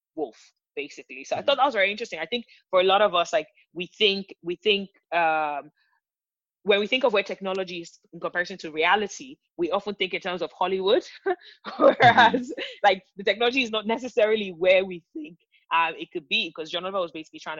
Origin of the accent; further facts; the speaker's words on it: Nigeria; I'm from Nigeria